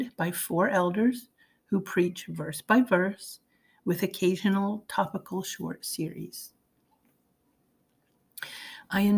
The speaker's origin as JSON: {"language": "English", "region": "the North", "country": "United States", "tie": "born or raised there", "said": "I was raised in the North and was unfamiliar with Southern gospel"}